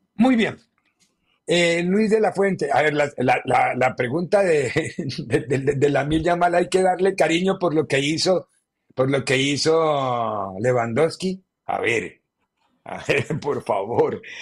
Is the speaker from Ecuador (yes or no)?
no; Colombia; soy colombiano